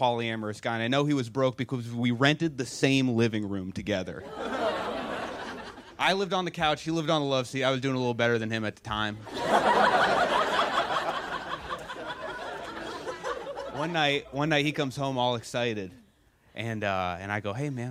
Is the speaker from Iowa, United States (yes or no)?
no; Buzzards Bay, Massachusetts, United States; moved away as an adult; I am from Buzzards Bay, Massachusetts